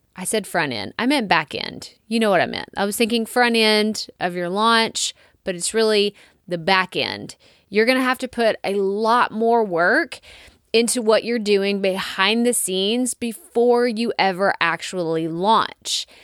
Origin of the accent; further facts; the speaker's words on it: Texas, United States; accent: Texas; my Texas accent